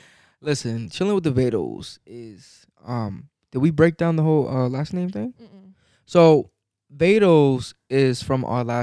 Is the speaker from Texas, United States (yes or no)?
no; New York, United States; I'm from New York